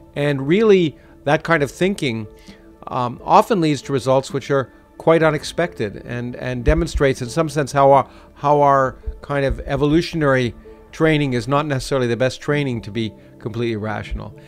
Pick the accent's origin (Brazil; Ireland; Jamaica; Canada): Canada; Toronto, Ontario; moved away as an adult; also born or lived in Boston; I grew up in Toronto.